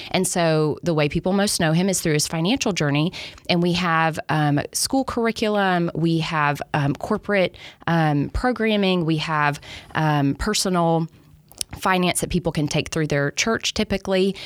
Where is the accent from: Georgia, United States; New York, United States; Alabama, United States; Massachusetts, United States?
Alabama, United States; moved away as an adult; I grew up in Alabama